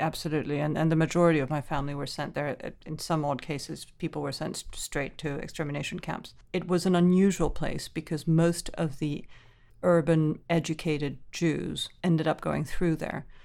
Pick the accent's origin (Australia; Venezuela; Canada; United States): Venezuela; Caracas; I grew up in the Venezuela of the seventies and eighties